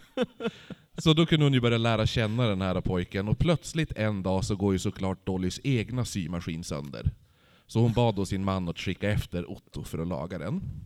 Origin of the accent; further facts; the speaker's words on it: Holmsund, Västerbotten County, Sweden; jag är från Holmsund